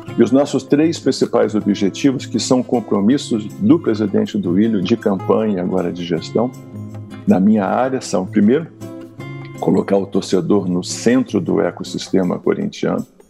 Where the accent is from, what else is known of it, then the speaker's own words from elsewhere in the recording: Rio de Janeiro, Brazil; onde eu sou carioca